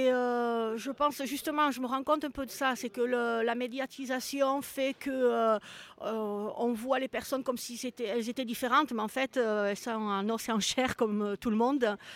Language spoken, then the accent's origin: French; France; moved away; ça fait quand même très longtemps que je suis partie de la France